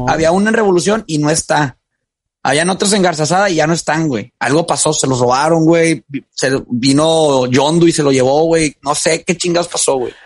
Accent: Monterrey, Nuevo León, Mexico; soy regio de hueso colorado de 29 años. Viviendo, bueno, 28 años viviendo en, Nuevo León, en Monterrey

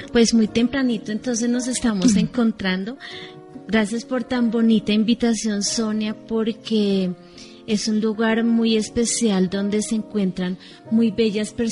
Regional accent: Colombia

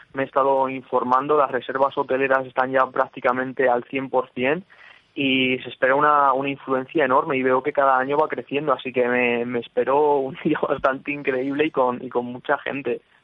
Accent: Plasencia, Extremadura, Spain; now in Madrid, Spain; yo soy extremeño, pero yo soy de Plasencia

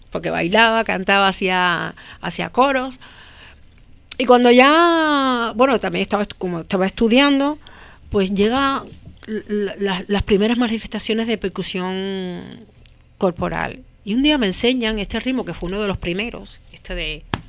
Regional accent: Cuba; moved away as an adult; now in Spain; soy cubana

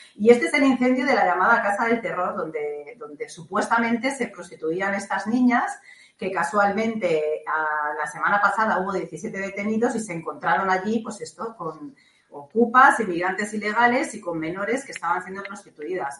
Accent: Catalonia, Spain; now in Balearic Islands, Spain; mi tierra natal, que yo soy catalana

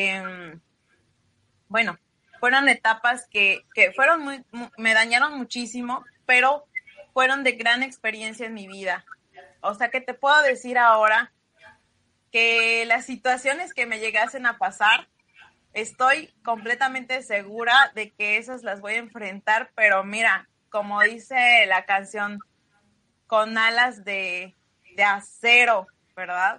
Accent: Xicotepec de Juárez, Puebla, Mexico; moved away as an adult; now in Yucatán, Mexico; yo soy originaria de la Sierra Norte de Puebla, Chicotepec de Juárez, Puebla, y radico en Yucatán ya aproximadamente hace 15 años

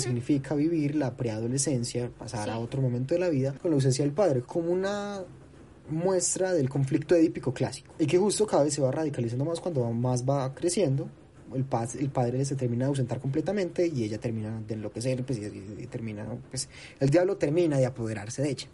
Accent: Colombia; como cinéfilo colombiano

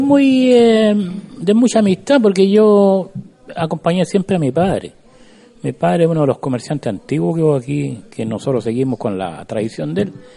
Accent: Cabildo, Valparaíso, Chile; como cabildano siempre voy a querer a mi pueblo

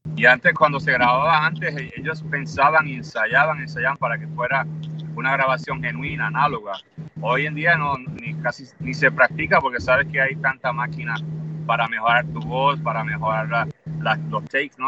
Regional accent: Puerto Rico; somos puertorriqueños

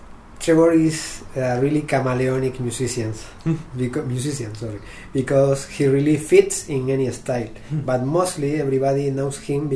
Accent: Canary Islands, Spain; Do you know that I'm from Canary Island? It's really close to Africa.

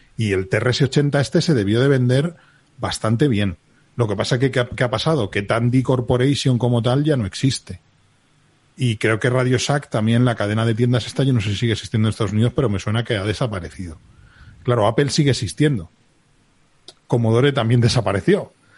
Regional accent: Spain; soy español, lo que teníamos en España en el año 77

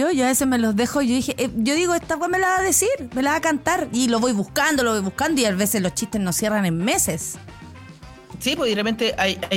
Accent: Santiago, Santiago Metropolitan Region, Chile; sobre todo los que venimos de San Miguel y la Florida.

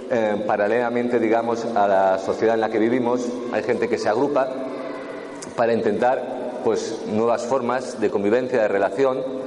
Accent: Catalonia, Spain; como soy catalán

